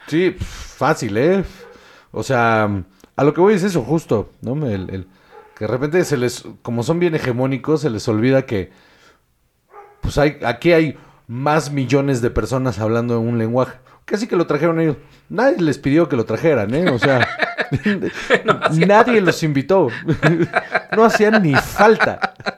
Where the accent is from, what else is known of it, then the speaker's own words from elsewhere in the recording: Mexico; moved away as an adult; now in Spain; como mexicanos hemos aprendido